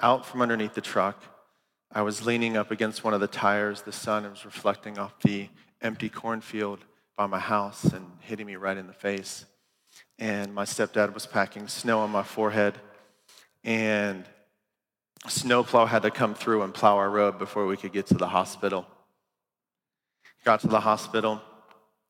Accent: Green Camp, Ohio, United States; I grew up in Ohio

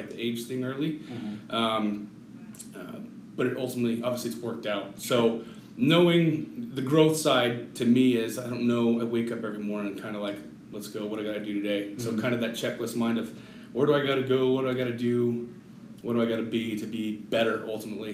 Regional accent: Littleton, Colorado, United States; now in Colorado Springs, United States; Born and raised in Littleton, Colorado

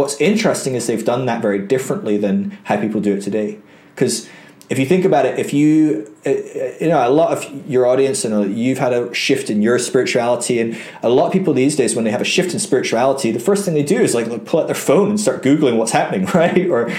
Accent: Aberdeen, Scotland, United Kingdom; But eventually we settled up in Aberdeen, which is right in the north of Scotland. I'm actually Scottish, believe it or not. My accent isn't very Scottish anymore.

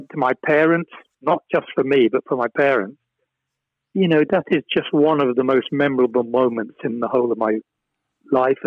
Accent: Chesterfield, East Midlands, United Kingdom; I was born in Chesterfield, Derbyshire, home of the Crooked Spire

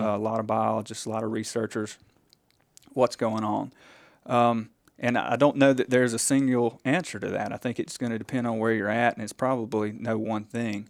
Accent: Silver Creek, Mississippi, United States; I am originally from Silver Creek, Mississippi.

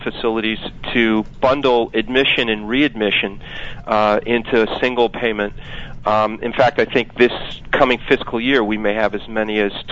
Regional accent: Palo Alto, California, United States; moved away; also born or lived in Maryland; I grew up in Palo Alto

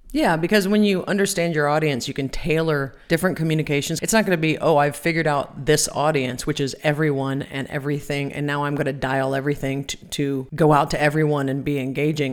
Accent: Ohio, United States; I am from Ohio

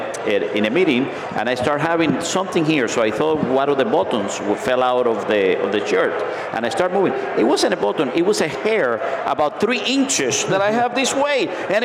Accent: United States; I'm from the United States

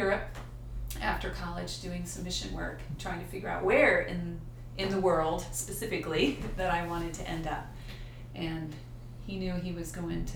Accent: Houston, Texas, United States; moved away as an adult; I'm from Houston, and back then the high school I went to had Chinese

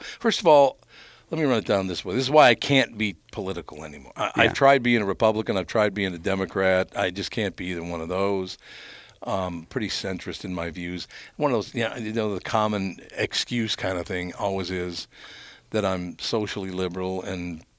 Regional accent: Minneapolis, Minnesota, United States; I grew up in North Minneapolis

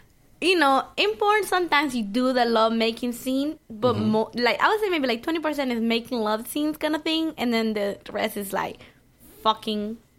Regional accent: Miami, Florida, United States; Well, I mean, you're talking to me. I'm from Miami, man.

